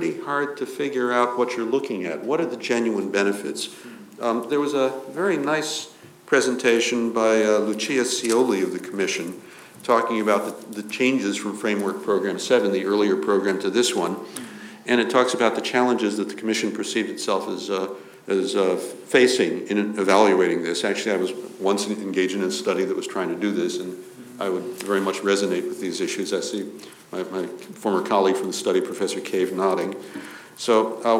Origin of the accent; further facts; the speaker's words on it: United States; moved away; I'm an American by birth